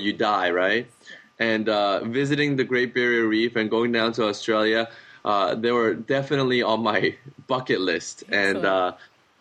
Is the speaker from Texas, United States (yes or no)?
yes; San Antonio, Texas, United States; also born or lived in South Korea / Southern California; And then I moved to Texas, San Antonio, Texas, and that's where I spent the most years of my life